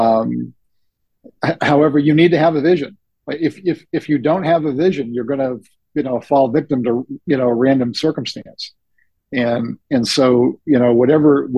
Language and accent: English; New Hampshire, United States; I'm from New England, New Hampshire specifically